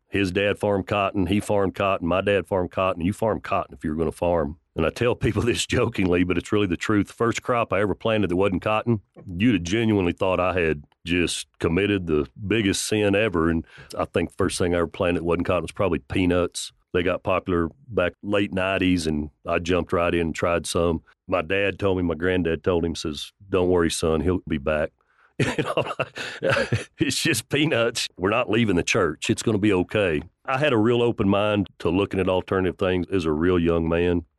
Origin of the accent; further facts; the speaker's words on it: Levelland, Texas, United States; also born or lived in Lubbock, Texas; Grew up in a cotton farming family about thirty miles west of here, went to high school in Leveland